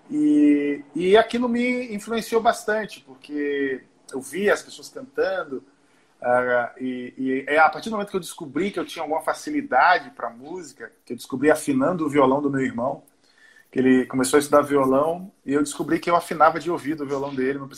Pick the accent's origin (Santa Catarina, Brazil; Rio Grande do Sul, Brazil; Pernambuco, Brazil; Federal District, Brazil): Pernambuco, Brazil; Recife; also born or lived in Pará / Olinda; Eu nasci em Pernambuco. Ali pelos três anos eu fui para o norte, fui morar, morei três anos no Pará depois eu voltei para Recife e fiquei 11 anos em, em, em, Pernambuco. Eu fiquei lá até os 17.